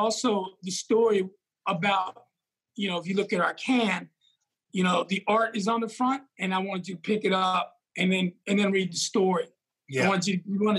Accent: New York, United States; moved away; growing up in New York and, you know, in the Bronx

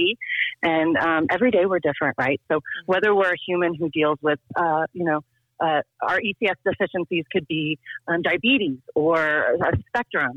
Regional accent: Tulsa, Oklahoma, United States; moved away as an adult; also born or lived in Washington, D.C. / Richmond, Virginia; I grew up in Tulsa

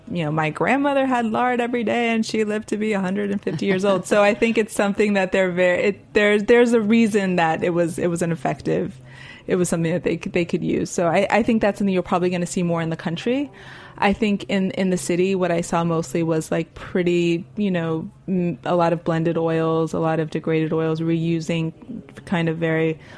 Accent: Miami, Florida, United States; now in New York, United States; I think I've I've living in New York after growing up in Miami, not necessarily having like central air, these kind of very acclimated um, living situations.

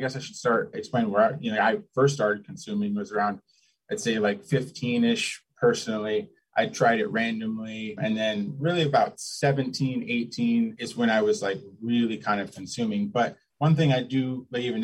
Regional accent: the Northwest, Pacific Northwest, United States; growing up in the Northwest

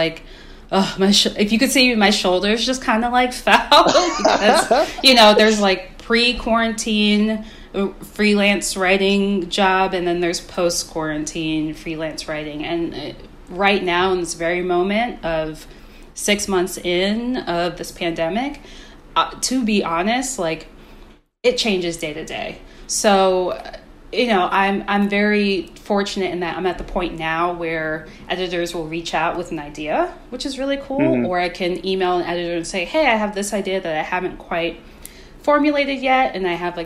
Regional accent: Maryland, United States; where I grew up in Maryland

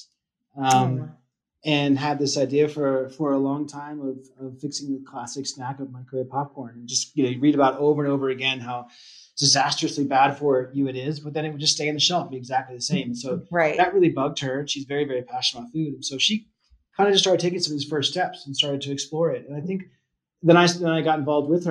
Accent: East Coast, United States; moved away as an adult; now in Boulder, United States; I grew up on the East Coast, I'm now living in Boulder, Colorado

